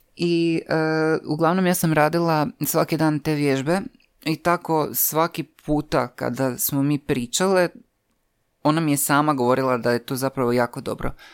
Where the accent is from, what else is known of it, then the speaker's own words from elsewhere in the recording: Croatia; ja kažem iz Hrvatske